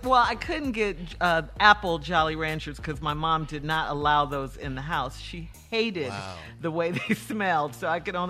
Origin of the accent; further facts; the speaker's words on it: Chicago, Illinois, United States; I was growing up in Chicago.